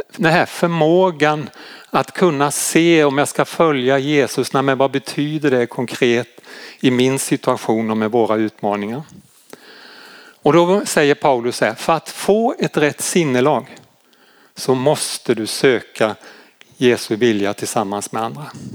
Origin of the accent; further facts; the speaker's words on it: Malmö, Skåne, Sweden; Nu kommer jag ju från Malmö-trakten